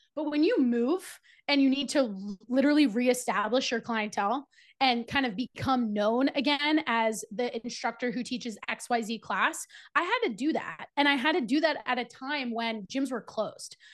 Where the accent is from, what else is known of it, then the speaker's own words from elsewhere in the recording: New Jersey, United States; also born or lived in Charlotte; I moved from Charlotte back to New Jersey, where I'm from and currently live